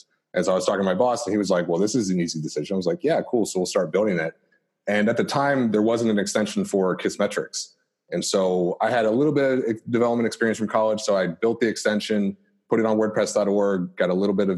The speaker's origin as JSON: {"language": "English", "town": "Philadelphia", "region": "Pennsylvania", "country": "United States", "tie": "born or raised there", "said": "grew up in the Philadelphia area as well"}